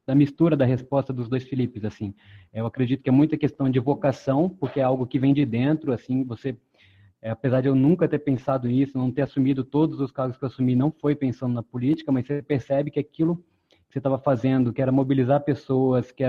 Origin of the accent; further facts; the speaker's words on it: Pará, Brazil; born there; now in Vitória, Brazil; Não sou daqui, morei em outras cidades antes, nasci no Pará, mas já me considero capixaba, estou há 11 anos em Vitória.